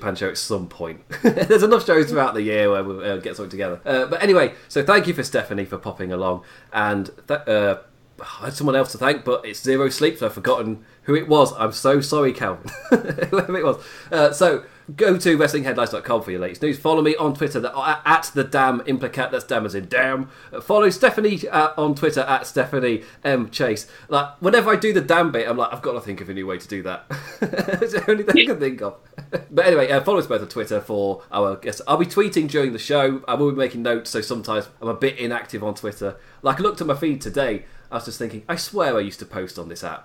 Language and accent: English; England, United Kingdom; as an Englishman